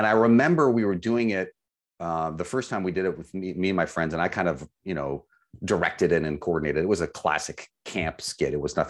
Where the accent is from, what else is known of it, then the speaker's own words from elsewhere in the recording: Vancouver, British Columbia, Canada; I think that in Vancouver, growing up in Vancouver, I would say on behalf of drivers there